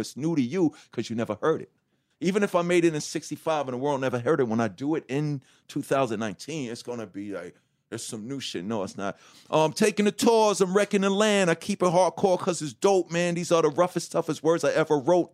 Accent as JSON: {"language": "English", "town": "New York City", "region": "New York", "country": "United States", "said": "from Hollis, Queens, New York"}